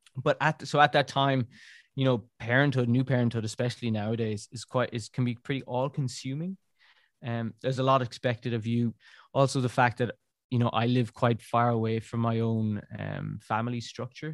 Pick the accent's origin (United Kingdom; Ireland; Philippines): Ireland; moved away as an adult; now in Brussels, Belgium; being Irish